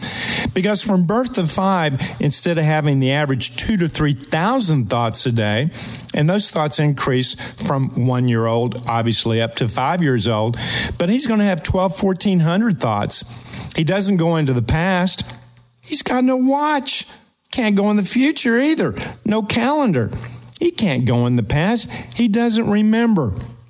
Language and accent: English; Ashland, Kentucky, United States; moved away; my hometown of Ashland, Kentucky.